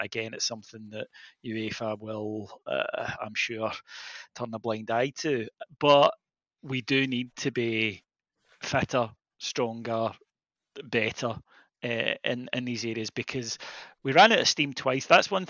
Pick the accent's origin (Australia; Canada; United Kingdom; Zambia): United Kingdom; Scotland; We joke about it sometimes as Scottish football fans, and we say when we're watching Man City at Liverpool, it's like a different sport.